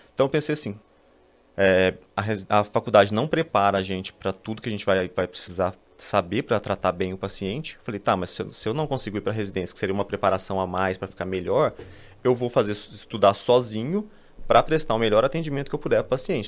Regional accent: São Paulo, Brazil; sou aqui de São Paulo

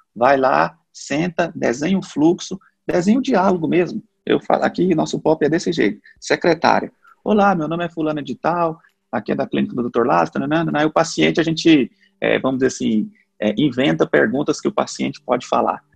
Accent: Goiânia, Goiás, Brazil; eu sou natural de Goiânia

